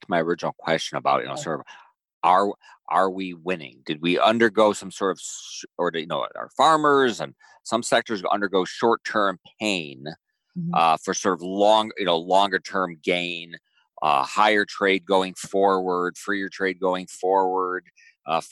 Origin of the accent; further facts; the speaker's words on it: Midwest, United States; I'm from the Midwest.